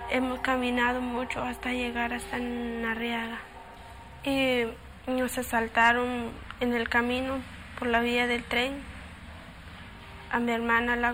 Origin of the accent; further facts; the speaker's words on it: Guatemala; first language Quechua; Spanish is a second language; moved away as an adult; yo vengo de Guatemala.